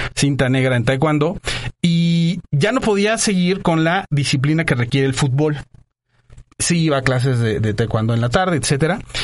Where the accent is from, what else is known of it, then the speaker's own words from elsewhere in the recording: Mexico City, Mexico; moved away as an adult; also born or lived in Monterrey / Guadalajara; de la Ciudad de México. Mis papás se, eh, eh, se conocieron acá. Soy sateluco, eh, orgullosamente sateluco